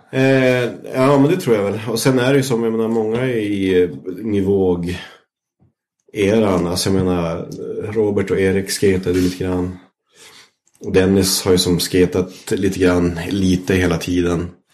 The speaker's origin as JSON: {"language": "Swedish", "town": "Vännäs", "region": "Västerbotten County", "country": "Sweden", "tie": "born or raised there", "said": "jag växte upp i Vännäs"}